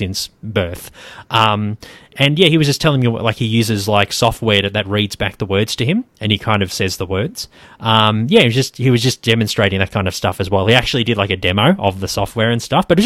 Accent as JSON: {"language": "English", "region": "Queensland", "country": "Australia", "moved": "yes", "lives_now": "Melbourne, Australia", "said": "I'm from Queensland originally as well"}